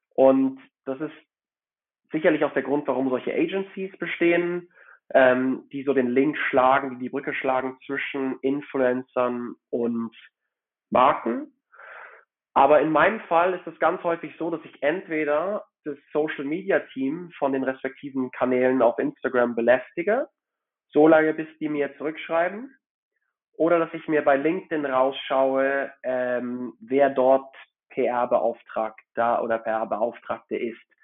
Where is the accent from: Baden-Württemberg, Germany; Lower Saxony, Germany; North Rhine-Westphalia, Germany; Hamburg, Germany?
Hamburg, Germany; moved away as an adult; also born or lived in Frankfurt / Madrid / Zurich; now in Geneva, Switzerland; Ich bin in Hamburg aufgewachsen und dort zur Schule gegangen.